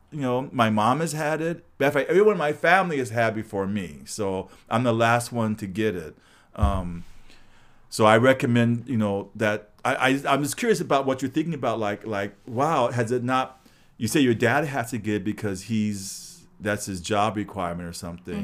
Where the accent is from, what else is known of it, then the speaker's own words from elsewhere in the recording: Los Angeles, California, United States; I grew up, it was all, no trees, just all buildings